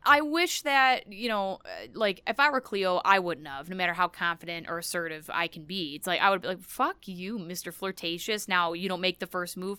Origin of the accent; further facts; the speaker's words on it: United States; being an American